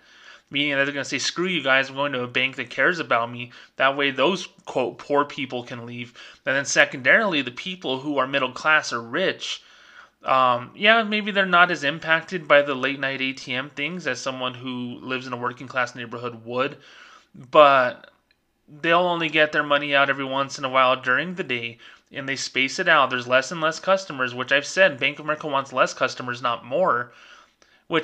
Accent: Albuquerque, New Mexico, United States; I'm from the Albuquerque, New Mexico area where they had a record number of homicides.

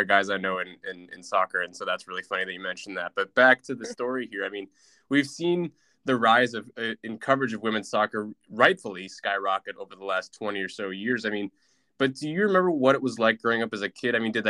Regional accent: California, United States; So, growing up in California, you know as well as I do, at this point especially, it has a very ingrained soccer culture.

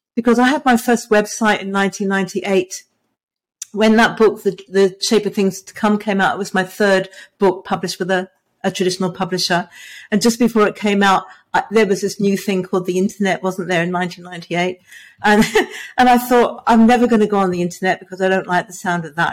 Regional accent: England, United Kingdom; now in Hobart, Australia; I was born in England. I live in Tasmania, which is in Australia.

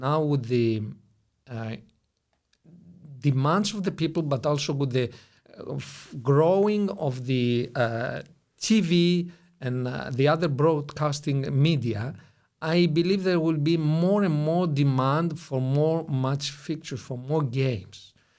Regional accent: Greece; also born or lived in Brussels, Belgium; I'm Greek in origin

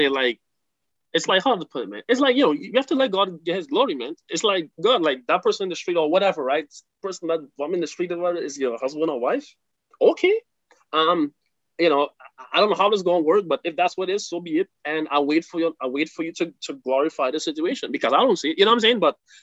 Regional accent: Trinidad & Tobago; I'm from Trinidad

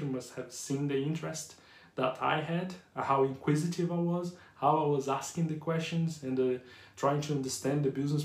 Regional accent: Brazil; accent: Brazilian / Yorkshire; English is a second language; moved away as an adult; also born or lived in Yorkshire; now in United Kingdom; English is not my first language. Even though I can speak English fluent with a strong Brazilian / Yorkshire accent

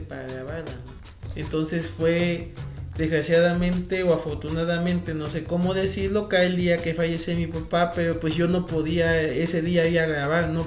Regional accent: Cosoleacaque, Veracruz, Mexico; ahí donde yo soy, de Cozoleacá

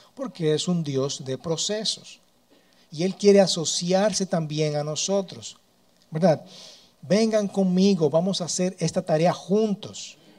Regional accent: Dominican Republic; soy dominicano y no nací en otro lugar

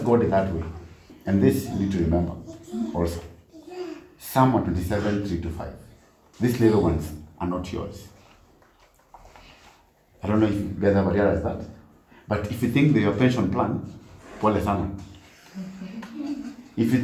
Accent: Nairobi, Kenya; I was brought up in Nairobi

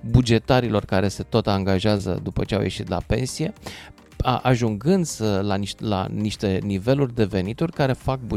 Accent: Romania; m-am născut român.

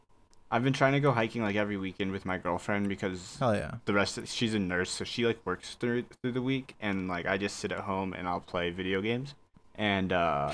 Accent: Houston, Texas, United States; moved away; I'm from Houston.

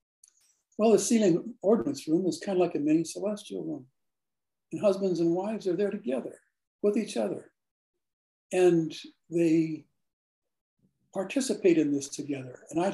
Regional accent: Finland; I'm from Finland.

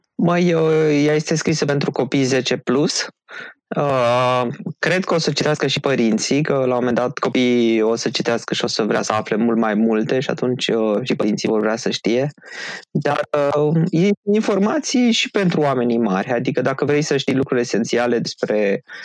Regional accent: Râmnicu Vâlcea, Vâlcea County, Romania; la Râmnicu Vâlcea, de unde sunt eu

